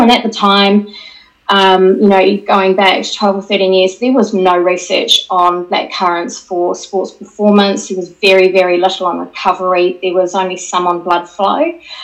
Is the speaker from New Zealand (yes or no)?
yes; New Zealand; moved away as an adult; now in United Kingdom; I'm actually a Kiwi who's been working in the UK for about 26 years